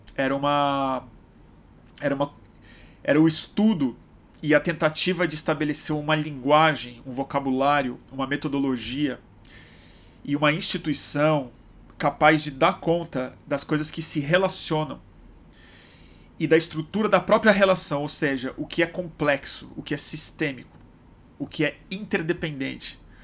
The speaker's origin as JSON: {"language": "Portuguese", "region": "Rio de Janeiro", "country": "Brazil", "tie": "born or raised there", "moved": "yes", "said": "voltando pro Rio, esse essa cidade querida, minha cidade natal"}